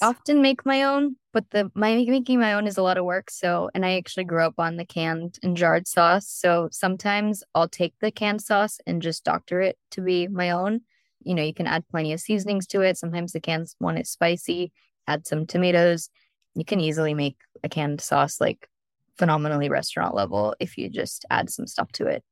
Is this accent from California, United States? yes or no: yes; San Diego, California, United States; now in Orange County, United States; I'm from San Diego, so I grew up on plenty of Mexican food.